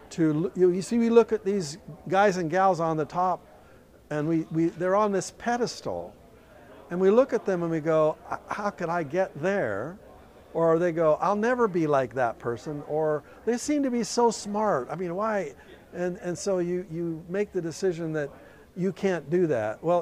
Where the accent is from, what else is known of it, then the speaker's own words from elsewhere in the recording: Canada; moved away; I'm from Canada. Originally. From Canada. I'm an immigrant.